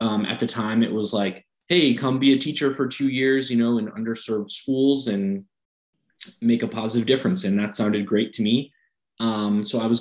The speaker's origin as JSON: {"language": "English", "town": "Fairfax", "region": "Virginia", "country": "United States", "tie": "born or raised there", "said": "where I grew up in Northern Virginia, Fairfax"}